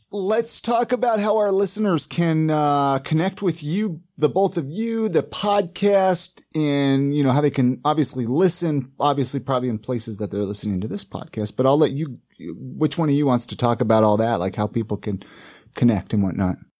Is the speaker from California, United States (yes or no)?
yes; Ventura, California, United States; I grew up in Ventura